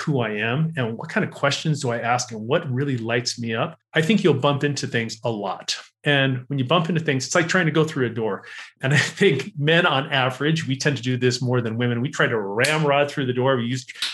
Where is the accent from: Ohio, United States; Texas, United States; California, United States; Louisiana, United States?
California, United States; Los Angeles; born and bred in Los Angeles, California